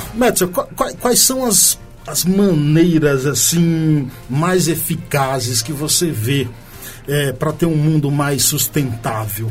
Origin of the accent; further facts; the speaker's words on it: Nova Soure, Bahia, Brazil; lá da minha terra, Nova Soura, aquela região